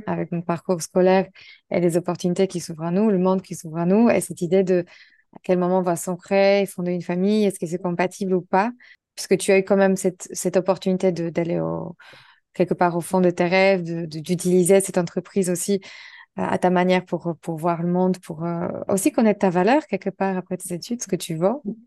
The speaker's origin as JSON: {"language": "French", "country": "Poland", "said": "toutes les deux on était polonaises"}